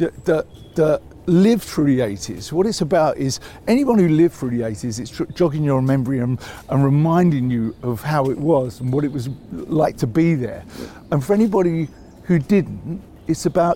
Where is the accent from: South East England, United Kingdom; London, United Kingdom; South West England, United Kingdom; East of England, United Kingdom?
London, United Kingdom; when I say I grew up in North London, I grew up in Islington